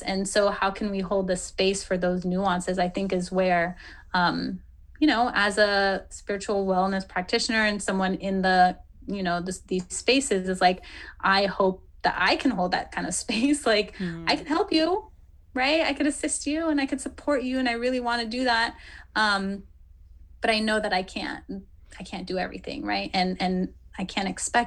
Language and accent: English; Philippines; I'm Filipina, I'm Asian